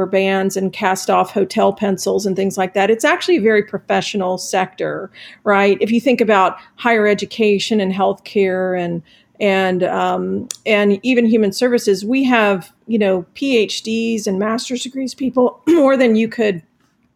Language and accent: English; Clarkston, Georgia, United States; Clarkston, which is now sort of like the hub of international everything in Georgia, right? When I grew up there, it was a bit like Mayberry.